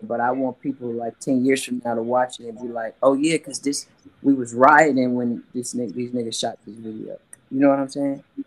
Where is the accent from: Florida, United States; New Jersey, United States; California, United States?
California, United States; Oakland; I'm from West Oakland